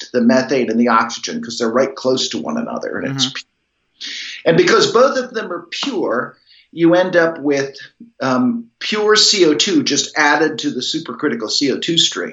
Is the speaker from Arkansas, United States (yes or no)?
no; Lewisburg, Pennsylvania, United States; I grew up in Lewisburg